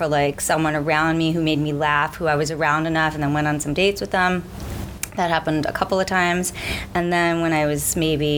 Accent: New York City, New York, United States; I grew up in like deep Brooklyn, came out of a like Syrian, Jewish, Orthodox upbringing

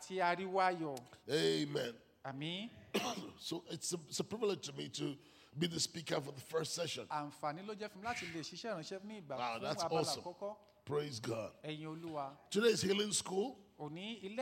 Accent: Lagos, Nigeria; first language Igbo; English is a second language; now in Atlanta, United States; I lived here, I grew up, I was born here. I was born in Noble Street.

